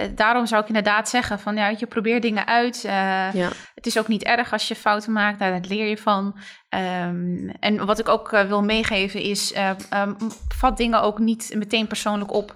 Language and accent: Dutch; Netherlands; zijn we wel in Nederland geboren.